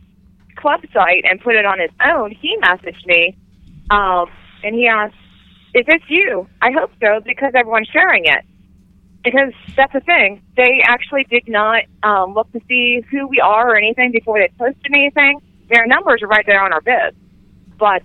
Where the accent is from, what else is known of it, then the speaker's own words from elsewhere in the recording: Pittsburgh, Pennsylvania, United States; that's my hometown. You know, that's where I grew up